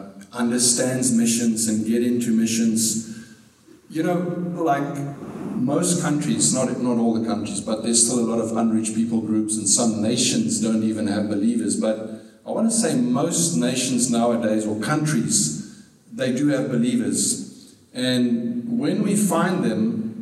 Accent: South Africa; I was born in South Africa at a very young age

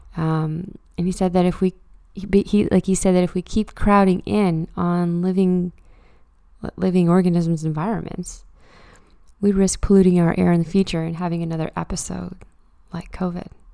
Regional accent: Truro, Nova Scotia, Canada; now in Halifax, Canada; I live and work in Halifax, but I'm from Truro, and I love going home on the occasional weekend

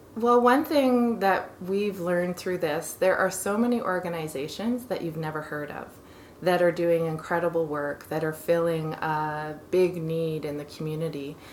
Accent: Kingston, Ontario, Canada; now in Calgary, Canada; I'm from Kingston in Ontario originally

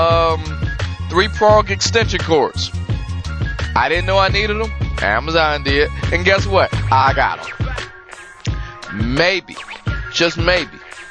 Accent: Detroit, Michigan, United States; I'm from Detroit

